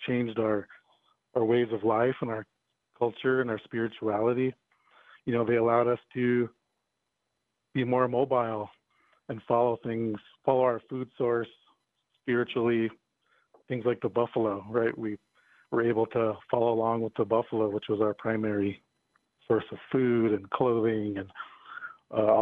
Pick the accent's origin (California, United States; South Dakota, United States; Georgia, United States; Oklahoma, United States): South Dakota, United States; Eagle Butte; moved away as an adult; also born or lived in Albuquerque, New Mexico / Durango, Colorado; now in Boulder, United States; I was born and raised in Eagle Butte, South Dakota, on the Cheyenne River Reservation.